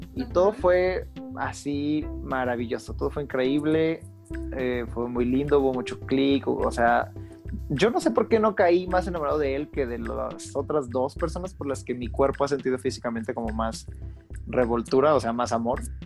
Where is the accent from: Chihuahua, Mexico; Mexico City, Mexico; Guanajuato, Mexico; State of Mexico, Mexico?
Guanajuato, Mexico; moved away as an adult; also born or lived in Riviera Maya; yo soy de Guanajuato, entonces a pesar de que yo estuviera viviendo en la Riviera Maya.